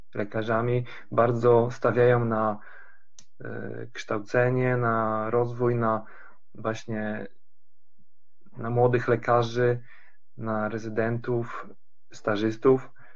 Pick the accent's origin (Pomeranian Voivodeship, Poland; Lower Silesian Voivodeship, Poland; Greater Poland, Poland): Pomeranian Voivodeship, Poland; Tricity; moved away as an adult; also born or lived in Lund, Sweden; now in Karlskrona, Sweden; Ja sam, y, pochodzę z Trójmiasta